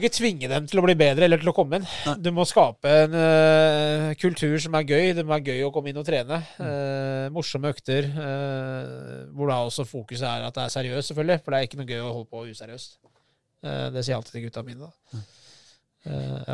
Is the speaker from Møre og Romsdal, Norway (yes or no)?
no; Oslo, Norway; siden jeg er fra Groruddalen og Lindeberg